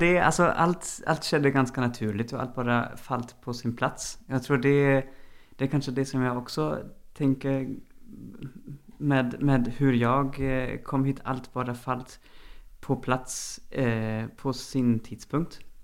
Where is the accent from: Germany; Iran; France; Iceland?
Germany; also born or lived in Sweden; now in Norway; jeg er opprinnelig fra Tyskland. Har lenge bodd i Sverige